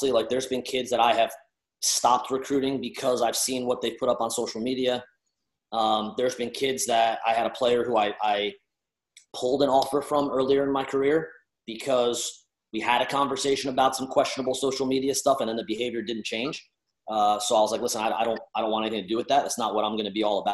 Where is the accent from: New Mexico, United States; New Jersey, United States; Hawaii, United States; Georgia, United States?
New Jersey, United States; I'm Italian from Jersey